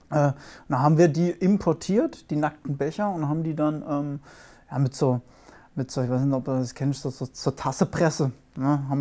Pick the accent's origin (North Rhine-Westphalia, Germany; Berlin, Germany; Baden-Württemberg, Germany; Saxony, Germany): North Rhine-Westphalia, Germany; Aachen; komme ich komm aus Aachen oder Mischbach. Kennt vielleicht ein oder andere, so ein kleiner, ein kleiner Nebenort von Aachen.